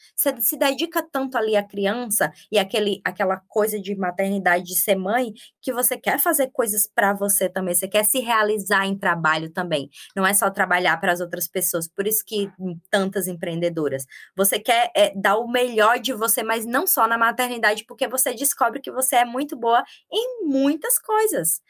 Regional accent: Campina Grande, Paraíba, Brazil; moved away as an adult; also born or lived in São Paulo / Bahia / Australia; sou paraibana, da cidade de Campina Grande

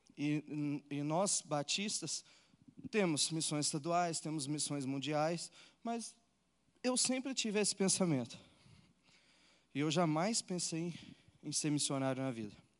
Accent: Uberlândia, Minas Gerais, Brazil; eu nasci num lar cristão, eu sou de Uberlândia, Minas Gerais

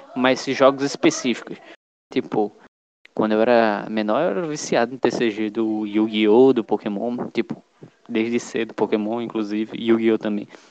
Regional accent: Brazil; also born or lived in Pernambuco; a gente é brasileiro

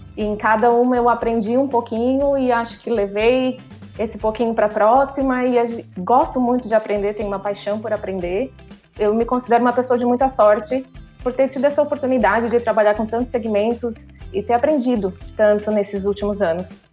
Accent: Criciúma, Santa Catarina, Brazil; moved away as an adult; also born or lived in Miami; sou de Criciúma, Santa Catarina, no sul do país.

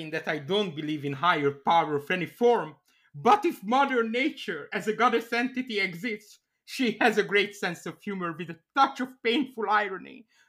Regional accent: Canada; As a Canadian, I assure you, Dildo is a real town.

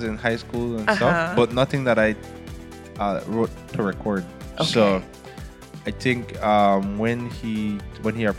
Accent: Belmopan, Cayo District, Belize; So I grew up, I was born in Belmopan, Belize, so that's the capital.

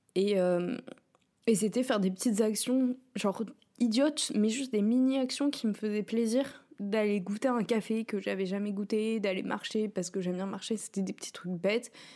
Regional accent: Rouen, Normandy, France; now in Paris, France; j'ai grandi avec elle à Rouen, enfin, à côté de Rouen

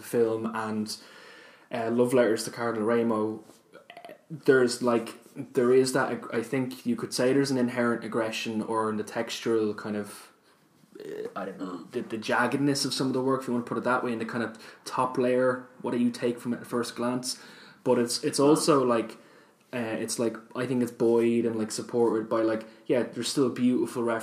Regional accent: Ireland; I personally wasn't brought up Catholic, but obviously it's growing up in Ireland

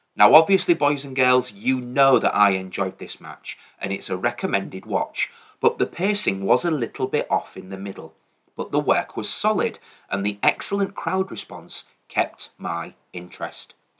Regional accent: England, United Kingdom; as an Englishman

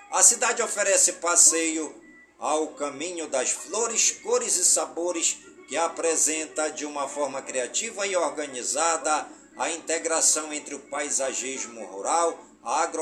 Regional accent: Careiro da Vazia, Amazonas, Brazil; em todas as comunidades do Careiro da Vazia, minha cidade natal, pedindo ao Papai do Céu que suas bênçãos e graças sejam derramadas por todas as comunidades do nosso imenso e querido estado do Amazonas

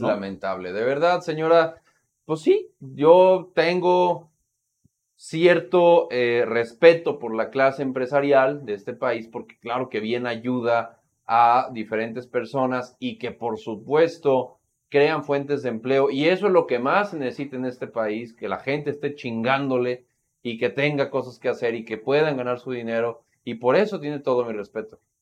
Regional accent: Mexico; como mexicanos y como mexicanas

